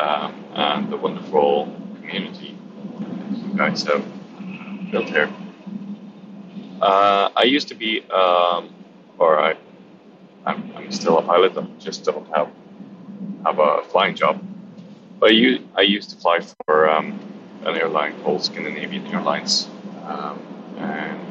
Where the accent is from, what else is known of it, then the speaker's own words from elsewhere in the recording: England, United Kingdom; being an Englishman